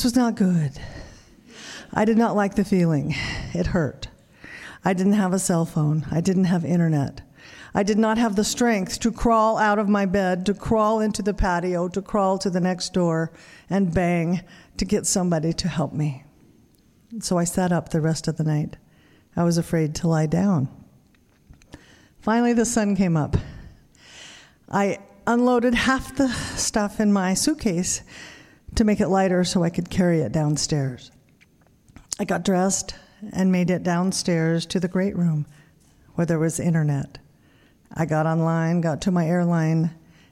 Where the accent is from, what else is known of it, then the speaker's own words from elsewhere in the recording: Wendell, Idaho, United States; my hometown of Wendell, Idaho